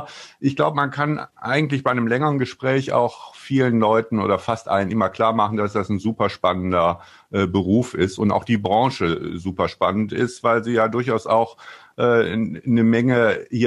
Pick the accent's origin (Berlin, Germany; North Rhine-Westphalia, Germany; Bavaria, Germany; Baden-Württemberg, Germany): North Rhine-Westphalia, Germany; Wuppertal; also born or lived in Wiesbaden; ich bin ja gebürtiger Rheinländer aus Wuppertal und bin dann äh, nach Wiesbaden gezogen